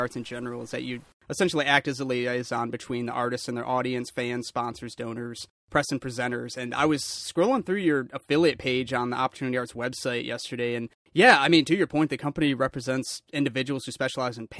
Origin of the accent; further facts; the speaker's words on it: Lansing, Michigan, United States; Being born and raised in the Lansing area